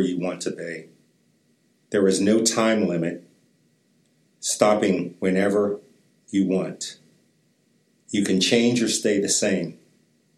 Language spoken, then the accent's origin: English; East Coast, United States; moved away; I grew up on the East Coast